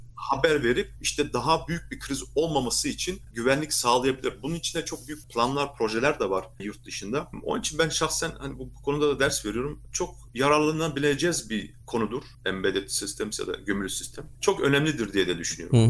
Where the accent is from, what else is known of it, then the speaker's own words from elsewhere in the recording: Erlangen, Bavaria, Germany; also born or lived in Nuremberg; Ben Erlangen doğumluyum.